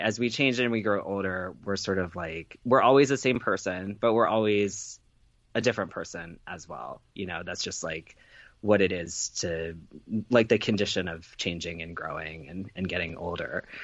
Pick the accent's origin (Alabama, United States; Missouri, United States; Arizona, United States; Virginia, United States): Virginia, United States; Chester; I grew up in Chester, Virginia